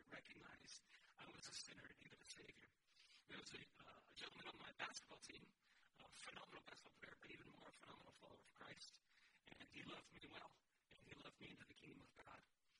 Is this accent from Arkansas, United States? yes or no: no; California, United States; I'm …. …. I'm originally from California. I'm a military brat. So I transplanted here at some point, and this is where I've been for the most part for the last 25, 26 years.